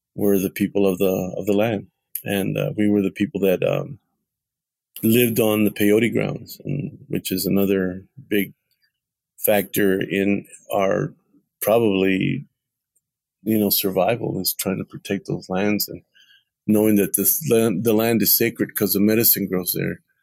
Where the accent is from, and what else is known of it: Texas, United States; born or raised there